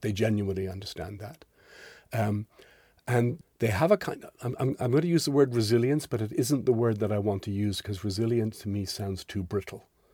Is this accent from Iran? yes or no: no; Ireland; So I'm Irish. I was born into Holy Catholic Ireland